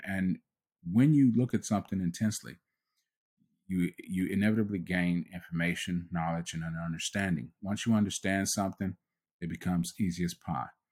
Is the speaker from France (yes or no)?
no; United States; I was born in the United States